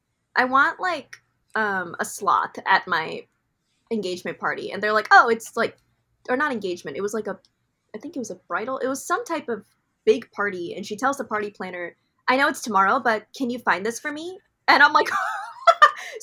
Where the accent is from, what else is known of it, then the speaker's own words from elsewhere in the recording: Illinois, United States; also born or lived in Ohio; now in Los Angeles, United States; I was like born in Ohio and raised in Illinois